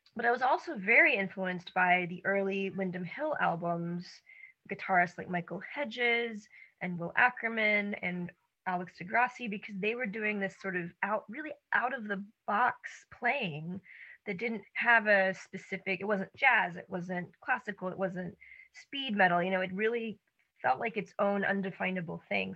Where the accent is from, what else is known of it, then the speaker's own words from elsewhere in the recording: Atlanta, Georgia, United States; I'm also from Atlanta